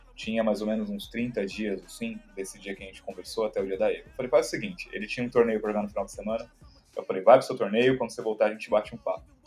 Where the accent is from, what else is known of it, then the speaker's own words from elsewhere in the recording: São Paulo, Brazil; sou daqui de São Paulo mesmo